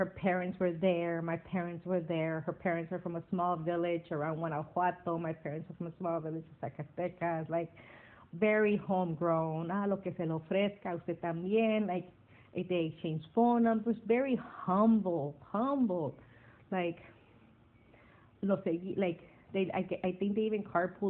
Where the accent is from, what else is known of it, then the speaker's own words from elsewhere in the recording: Wilmington, California, United States; moved away as an adult; also born or lived in Santa Cruz; I'm from Wilmington.